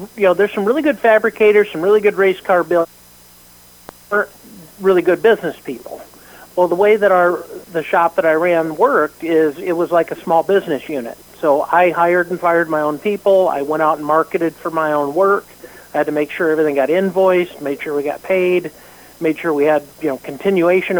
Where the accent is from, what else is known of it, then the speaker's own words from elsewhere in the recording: Pennsylvania, United States; moved away; I grew up in Pennsylvania, so we'd go to State Line Speedway